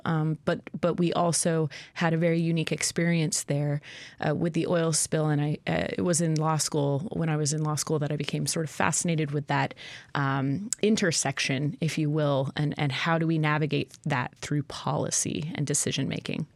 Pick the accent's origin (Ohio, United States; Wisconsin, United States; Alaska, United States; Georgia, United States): Alaska, United States; Cordova; I grew up in Cordova